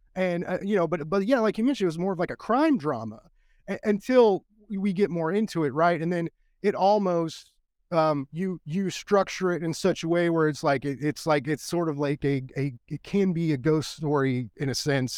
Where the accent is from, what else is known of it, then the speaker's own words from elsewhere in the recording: United States; as an American